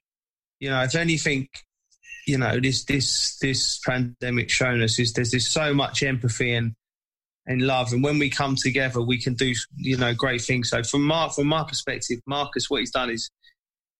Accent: England, United Kingdom; as an Englishman, as an English player

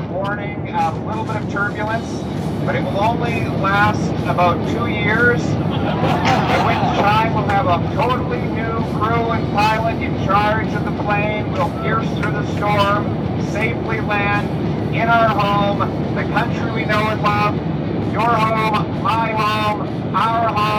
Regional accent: Calgary, Alberta, Canada; Happy to join you for a wonderful WestJet flight back to my hometown of Calgary.

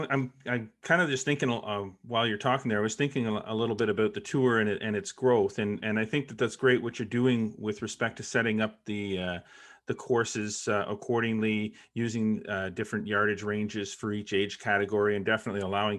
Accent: Brockville, Ontario, Canada; also born or lived in Kingston; I'm originally from Brockville, but I lived half my life in Kingston, and my younger brother played on the St. Lawrence Junior tour

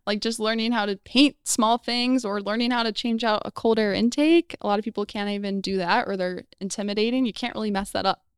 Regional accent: Phoenix, Arizona, United States; also born or lived in Chicago, Illinois; I was born in Chicago, but I was raised in Phoenix, Arizona, way out in the hot weather

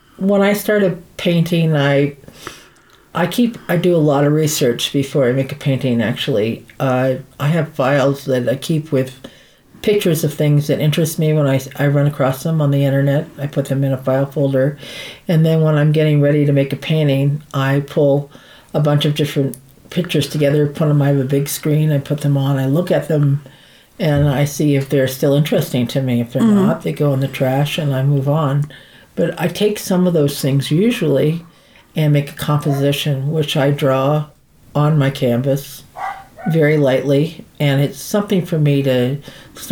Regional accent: New England, United States; also born or lived in San Francisco; now in New Mexico, United States; I'm from New England

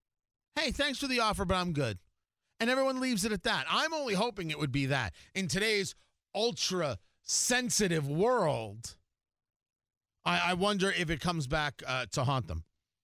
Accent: New Jersey, United States; moved away; also born or lived in Florida; growing up in New Jersey, as we did, in the shadow of New York, and my parents both being New Yorkers

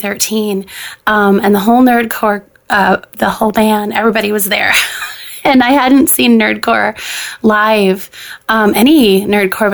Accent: Minnesota, United States; I'm here from Minnesota

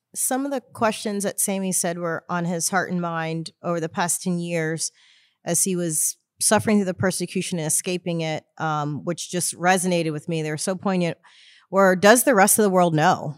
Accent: Houston, Texas, United States; I grew up in Houston, Texas.

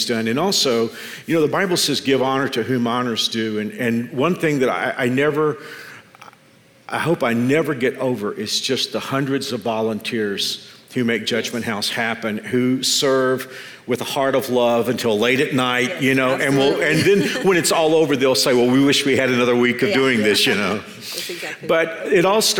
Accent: Texas, United States; grew up in the same community I grew up in Texas

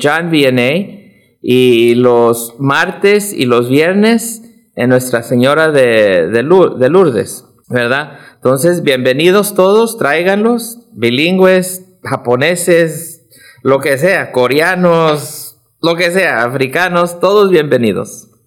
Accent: California, United States; also born or lived in Mexico (ancestry); now in Omaha, United States; Soy hijo de, de, mexicanos y, y, bueno, entonces yo también soy mexicano, pero de California.

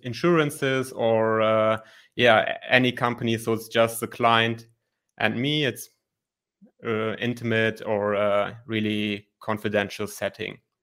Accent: Germany; I'm from Germany, twenty-nine years old, and I'm a licensed psychologist here in Germany

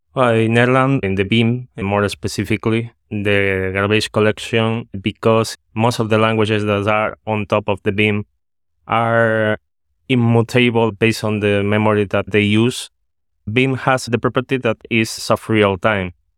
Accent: Spain; now in Netherlands; I'm from Spain, but at this moment I'm living in the Netherlands.

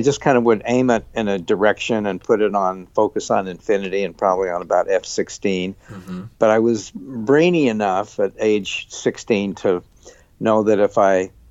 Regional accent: Salt Lake City, Utah, United States; I grew up in Salt Lake City

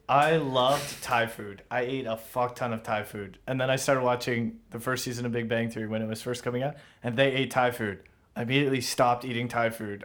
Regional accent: Toronto, Ontario, Canada; you tell people you are from Toronto

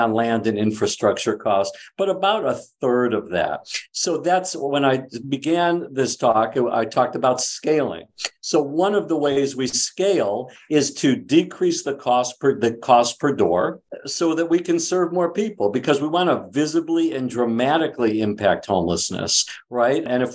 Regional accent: Cleveland, Ohio, United States; now in Bay Area, United States; The home I grew up in Cleveland

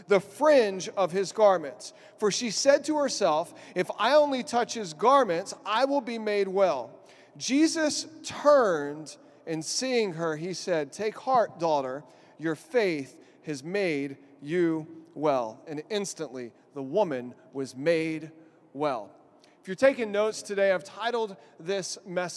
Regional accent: Texas, United States; now in Albany, United States; I'm from Texas

